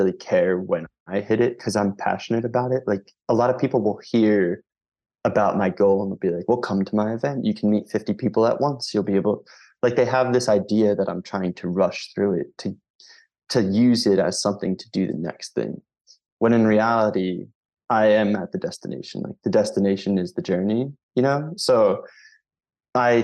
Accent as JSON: {"language": "English", "town": "Philadelphia", "region": "Pennsylvania", "country": "United States", "said": "I'm from Philadelphia, Pennsylvania"}